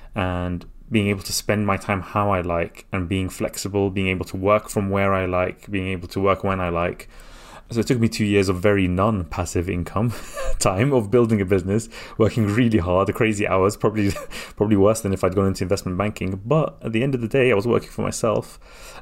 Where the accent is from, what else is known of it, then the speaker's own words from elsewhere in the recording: London, United Kingdom; also born or lived in Baghdad, Iraq; I came to London when I was three years old